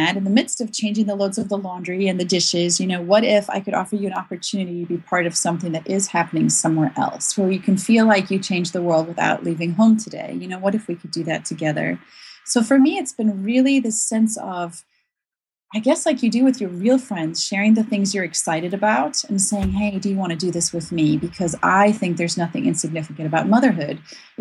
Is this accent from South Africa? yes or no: yes; South Africa; moved away; I'm from South Africa originally, and my whole family live there still